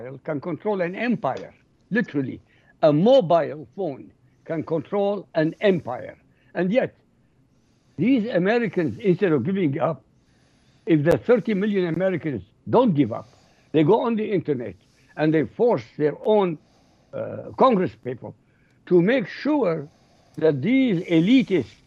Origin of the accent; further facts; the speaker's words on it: Iraq; I come from Iraq